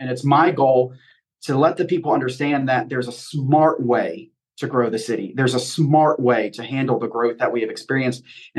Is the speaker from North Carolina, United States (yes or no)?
yes; Charlotte, North Carolina, United States; now in Belmont, United States; So I've only been in Belmont for 3 years. I'm a lifelong North Carolinian, born and raised in Charlotte.